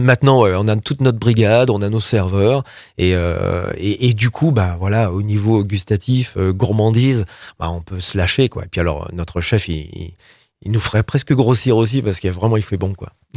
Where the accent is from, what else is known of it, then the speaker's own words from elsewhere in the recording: Roanne, Auvergne-Rhône-Alpes, France; je suis rouennais, je suis né à Rouen